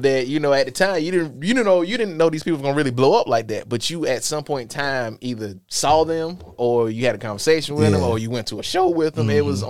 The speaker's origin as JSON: {"language": "English", "town": "Lithonia", "region": "Georgia", "country": "United States", "tie": "born or raised there", "also_born_or_lived": "Columbia", "said": "I was born in Columbia, but my mom moved me when we was, like, six, like, to East Atlanta where my aunt stayed at. So we stayed in, like, Lithonia, Georgia, Stone Mountain area."}